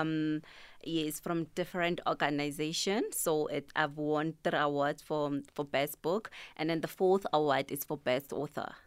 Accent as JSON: {"language": "English", "town": "Tembisa", "region": "Gauteng", "country": "South Africa", "said": "I'm from Thembisa Kasilamakasi."}